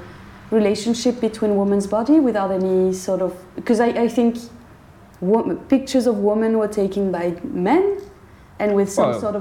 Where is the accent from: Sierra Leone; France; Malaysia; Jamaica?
France; accent: French; English is a second language; moved away as an adult; now in Glasgow, United Kingdom; we're French